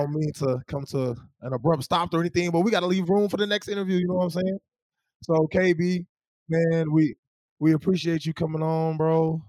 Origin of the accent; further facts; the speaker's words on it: North Carolina, United States; now in Oklahoma, United States; everybody knows I'm from North Carolina, right? I'm not an Oklahoman